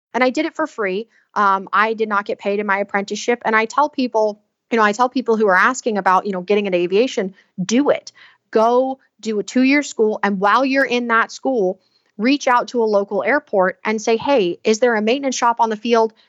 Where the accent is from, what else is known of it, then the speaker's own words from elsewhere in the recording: Southeast Alabama, United States; moved away as an adult; also born or lived in Pennsylvania / Texas / Washington; I come from the Southeast Alabama area